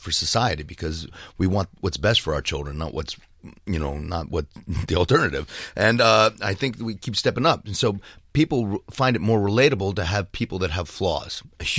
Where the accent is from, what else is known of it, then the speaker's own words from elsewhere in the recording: Ridgewood, New Jersey, United States; I grew up in Jersey fighting.